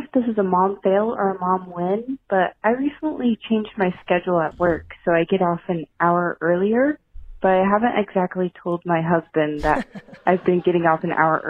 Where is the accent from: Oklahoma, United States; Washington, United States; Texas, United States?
Texas, United States; San Antonio; I'm from San Antonio and I am a varsity mom.